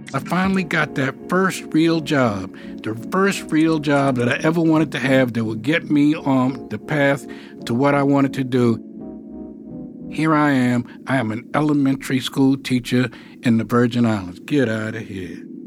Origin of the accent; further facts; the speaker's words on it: New York City, New York, United States; I'm from New York. You know, I grew up in Harlem